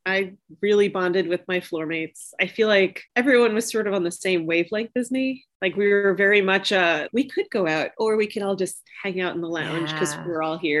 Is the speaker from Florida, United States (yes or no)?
no; Bellmore, New York, United States; I'm from Long Island, a town called Belmore.